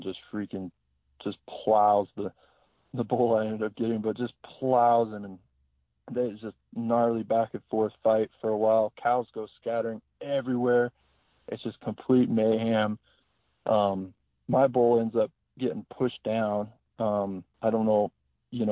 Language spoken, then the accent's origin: English; Idaho, United States; moved away as an adult; also born or lived in New Mexico; now in Helena, United States; I grew up in Idaho